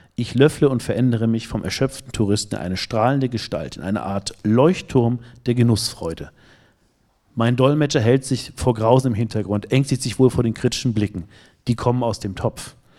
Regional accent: Northern Germany, Germany; bin ich als Norddeutscher

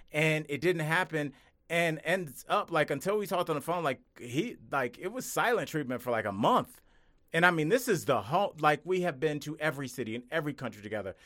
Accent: Ohio, United States; I'm from Ohio.

